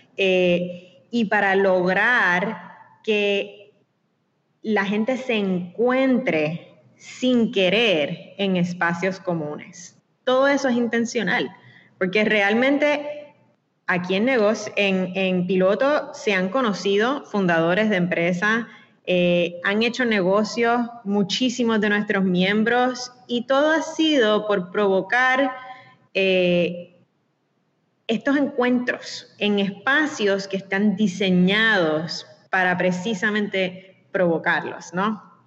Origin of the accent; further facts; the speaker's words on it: Puerto Rico; Nosotros todos, yo creo, como puertorriqueños, nos sentimos bien puertorriqueños